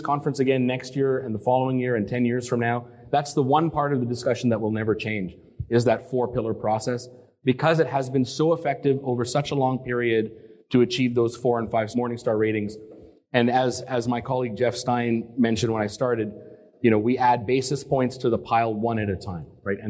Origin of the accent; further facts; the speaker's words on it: Canada; also born or lived in Boston; I'm Canadian, but I started down in Boston